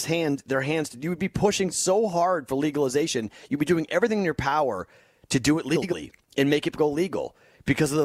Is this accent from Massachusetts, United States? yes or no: yes; Boston, Massachusetts, United States; born or raised there; moved away as an adult; now in Las Vegas, United States